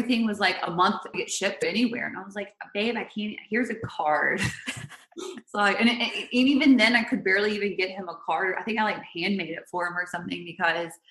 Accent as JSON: {"language": "English", "region": "the Carolinas", "country": "United States", "also_born_or_lived": "Charlotte / San Francisco", "moved": "as an adult", "lives_now": "Santa Barbara, United States", "said": "we're from the Carolinas."}